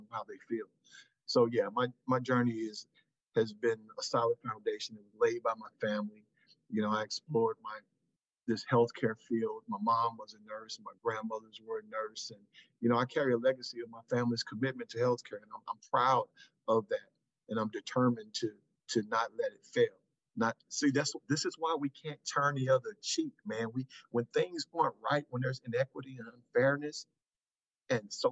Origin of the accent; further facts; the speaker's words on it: St. Louis, Missouri, United States; I was born here in St. Louis